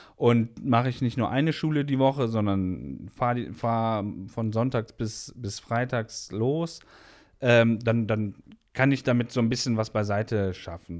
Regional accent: Hilden, North Rhine-Westphalia, Germany; Ich komme aus Hilden

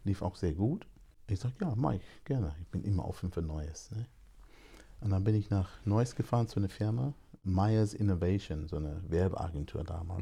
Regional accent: London, United Kingdom; also born or lived in Jamaica (ancestry); now in Germany; Meine Eltern kommen aus Jamaika. Ich bin in London geboren

